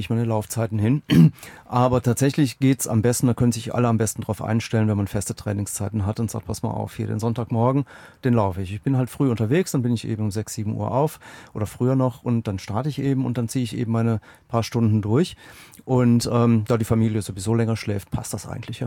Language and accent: German; Aachen, North Rhine-Westphalia, Germany; gebürtiger Aachener